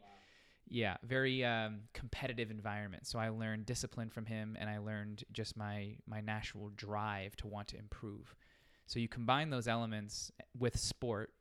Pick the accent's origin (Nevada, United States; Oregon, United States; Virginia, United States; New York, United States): Nevada, United States; Las Vegas; I'm born and raised in Las Vegas, so stayed home